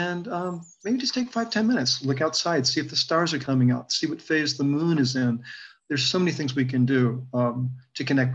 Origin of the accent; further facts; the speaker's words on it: Virginia, United States; growing up in Virginia